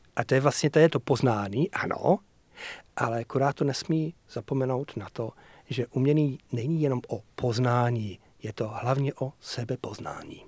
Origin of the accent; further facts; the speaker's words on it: Yorkshire and the Humber, United Kingdom; moved away; Já jsem chlap z Yorkshireu